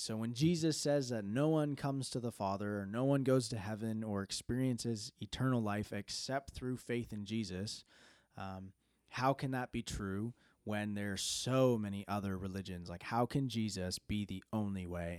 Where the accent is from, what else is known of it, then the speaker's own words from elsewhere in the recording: Canada; growing up in Canada, like, I can remember in high school